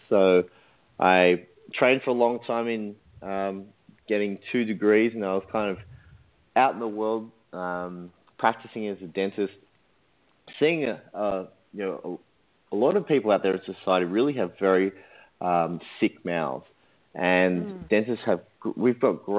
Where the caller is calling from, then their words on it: Sydney, New South Wales, Australia; I'm calling in from Sydney, Australia.